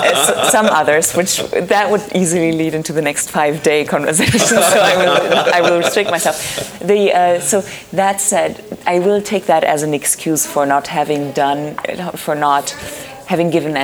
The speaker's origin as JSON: {"language": "English", "country": "Germany", "moved": "yes", "said": "I'm originally from Germany."}